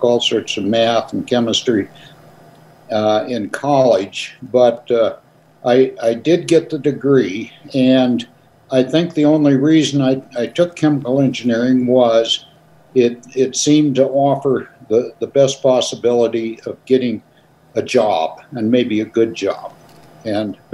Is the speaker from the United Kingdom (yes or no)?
no; White Sulphur Springs, Montana, United States; also born or lived in Wilsall, Montana; the family moved all the way from Wilsall to White Sulphur Springs. And that's where I went to school and graduated from high school there.